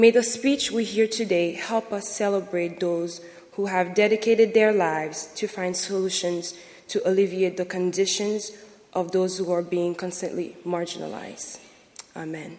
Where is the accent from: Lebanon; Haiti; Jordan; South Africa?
Haiti; now in United States; I am a senior from Haiti